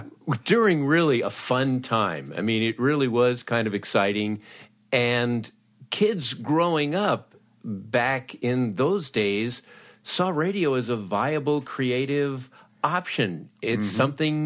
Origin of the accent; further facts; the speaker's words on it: Los Angeles, California, United States; growing up in Los Angeles